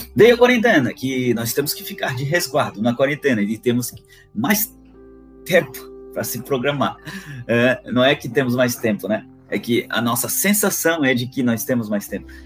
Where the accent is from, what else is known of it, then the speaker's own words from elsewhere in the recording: Florianópolis, Santa Catarina, Brazil; sou natural de Florianópolis